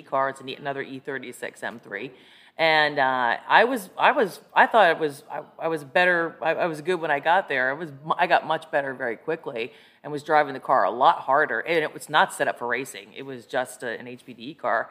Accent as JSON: {"language": "English", "town": "Scranton", "region": "Pennsylvania", "country": "United States", "tie": "born or raised there", "moved": "yes", "lives_now": "Arlington, United States", "said": "I was raised in northeastern PA, Scranton, PA."}